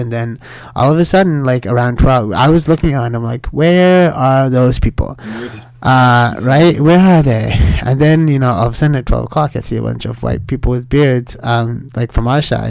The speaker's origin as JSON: {"language": "English", "country": "Sri Lanka", "tie": "born there", "said": "And I said, buddy, I was born in Sri Lanka. Like, are you actually explaining Sri Lanka to me?"}